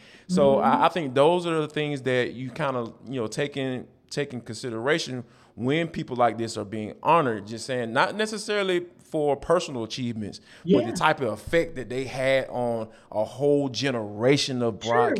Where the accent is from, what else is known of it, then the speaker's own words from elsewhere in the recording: Atlanta, Georgia, United States; growing up in Atlanta